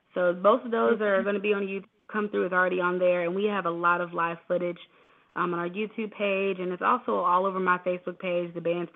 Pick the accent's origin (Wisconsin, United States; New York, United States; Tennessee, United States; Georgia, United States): Georgia, United States; Atlanta; also born or lived in Washington, D.C.; I was born and raised in between Atlanta and D.C., but mostly Atlanta. So I kind of claim both as home, but Atlanta